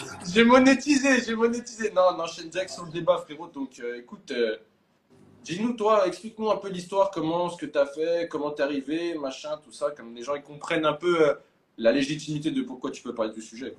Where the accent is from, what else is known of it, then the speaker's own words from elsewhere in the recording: France; moved away as an adult; now in Thailand; en tant que Français ayant grandi en France, même si j'ai bougé un peu